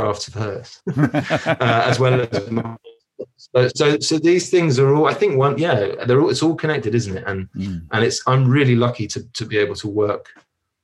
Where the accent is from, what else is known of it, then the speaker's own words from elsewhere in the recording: London, United Kingdom; moved away; also born or lived in São Paulo, Brazil; I was born in Hackney in London